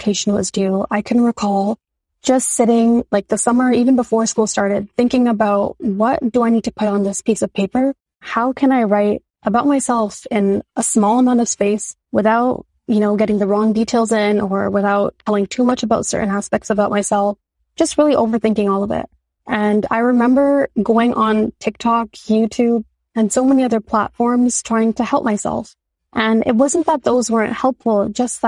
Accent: Toronto, Ontario, Canada; I've been born and raised in Toronto

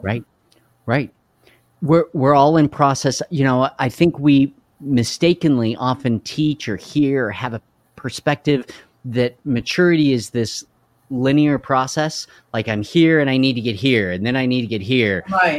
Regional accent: Carlsbad, New Mexico, United States; I grew up in Carlsbad, New Mexico.

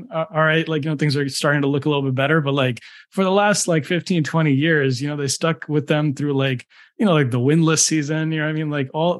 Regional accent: Detroit, Michigan, United States; I'm from the Detroit metro area.

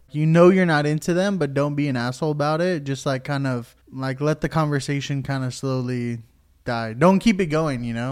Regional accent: Puerto Rico; I'm Puerto Rican, and I think I've told, like, four people that I'm Puerto Rican

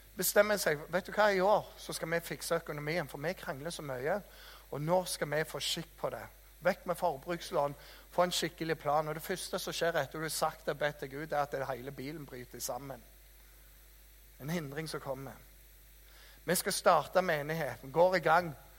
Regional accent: Jæren, Rogaland, Norway; jeg er fra Jæren, vet du, janteloven ble oppfunnet av oss

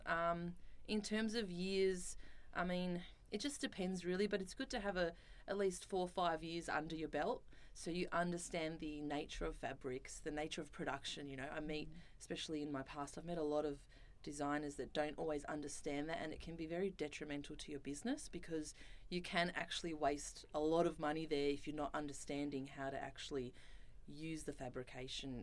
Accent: Melbourne, Victoria, Australia; moved away as an adult; now in Sydney, Australia; I'm originally from Melbourne and I moved to Sydney to try and get into fashion magazines.

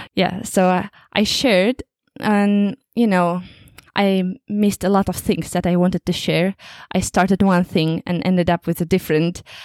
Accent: Kazakhstan; English is a second language; moved away as an adult; now in England, United Kingdom; I'm from Kazakhstan, and right now I work in England

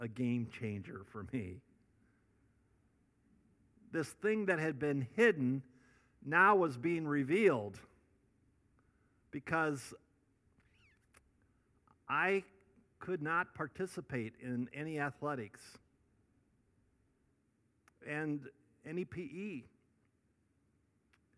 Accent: Northwest Iowa, United States; I grew up in Northwest Iowa

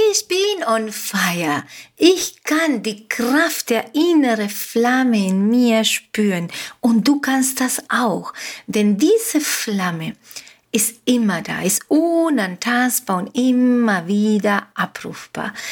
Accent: Uruguay; first language Spanish; German is a second language; also born or lived in Germany; now in Mallorca, Spain; Wie du merkst, wie du hörst, Deutsch ist nicht meine Muttersprache. Meine Muttersprache ist Spanisch. Ich bin in Uruguay geboren und aufgewachsen. Ich bin aber jetzt schon 32 Jahre in Deutschland gewesen

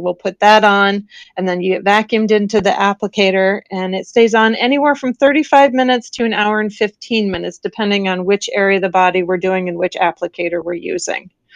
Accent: northern Illinois, United States; now in Florida, United States; I grew up in Illinois.

